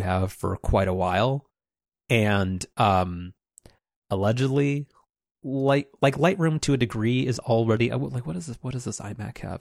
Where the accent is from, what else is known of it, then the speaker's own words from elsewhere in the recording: United States; I'm an American consumer